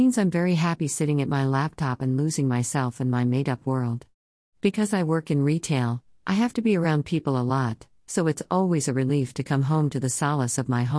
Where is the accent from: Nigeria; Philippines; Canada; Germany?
Canada; British Columbia; also born or lived in Los Angeles, United States; now in Wisconsin, United States; Though I was born in Los Angeles and grew up on Vancouver Island, British Columbia, I currently live in Wisconsin with my family.